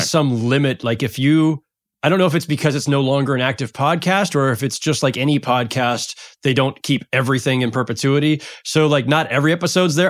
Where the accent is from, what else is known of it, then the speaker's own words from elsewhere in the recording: San Jose, California, United States; moved away as an adult; now in Brooklyn, United States; I grew up in San Jose